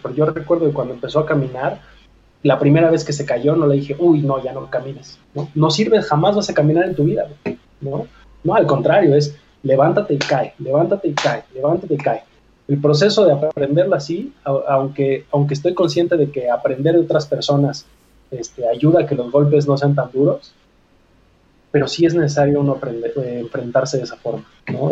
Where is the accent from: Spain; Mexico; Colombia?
Mexico; como mexicanos